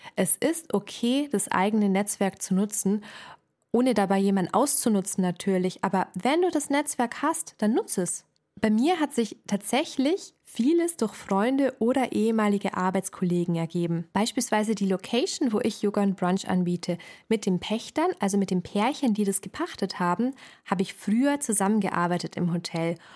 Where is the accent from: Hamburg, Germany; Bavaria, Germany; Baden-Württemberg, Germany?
Bavaria, Germany; Ingolstadt; Ich komme aus Ingolstadt